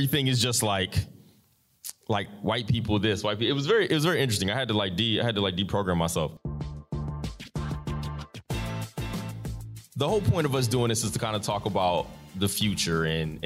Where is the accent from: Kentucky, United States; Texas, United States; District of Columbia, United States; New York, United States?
District of Columbia, United States; Washington; So I'm from Southeast DC, which is like being from the west side of Atlanta